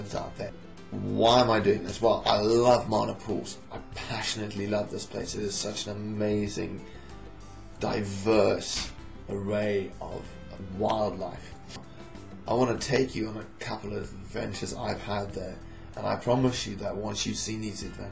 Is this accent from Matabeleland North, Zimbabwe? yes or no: no; Harare, Zimbabwe; I grew up in Harare in Zimbabwe in Africa.